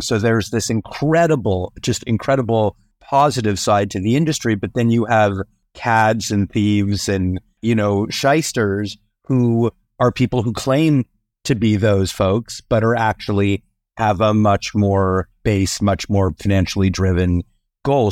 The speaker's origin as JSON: {"language": "English", "country": "Canada", "said": "I'm Canadian"}